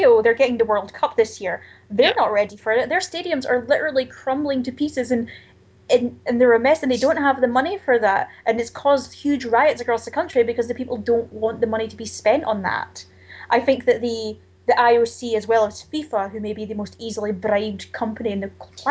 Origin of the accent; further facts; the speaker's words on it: Scotland, United Kingdom; I often feel very embarrassed for my own country